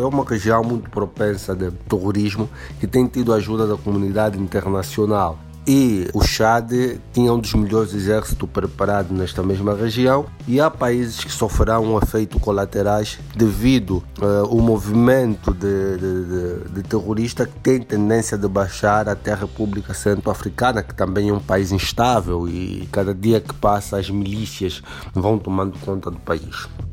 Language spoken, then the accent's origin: Portuguese; Angola; do vosso irmão angolano do outro lado do Atlântico